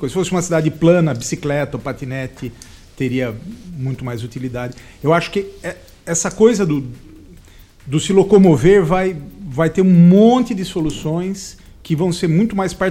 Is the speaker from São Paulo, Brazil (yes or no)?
yes; Sorocaba, São Paulo, Brazil; eu sou de Sorocaba.